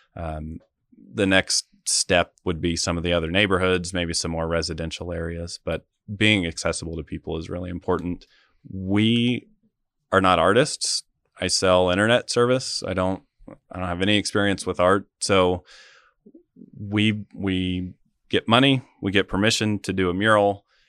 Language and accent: English; Wamego, Kansas, United States; moved away as an adult; also born or lived in Washington, D.C.; now in Manhattan, Kansas, United States; I grew up in Wamigo, um, lived there for the majority of my life